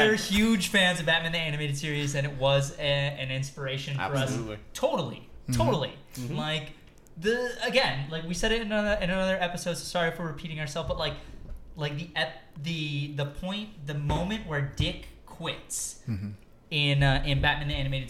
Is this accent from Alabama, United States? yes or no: no; Detroit, Michigan, United States; I'm from Detroit.